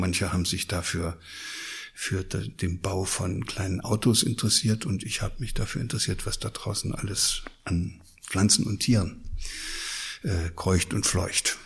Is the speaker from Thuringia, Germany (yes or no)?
yes; Thuringia, Germany; moved away as an adult; also born or lived in Lower Saxony; now in Hesse, Germany; ich komme ja aus Ostdeutschland, aus Thüringen. Da bin ich aufgewachsen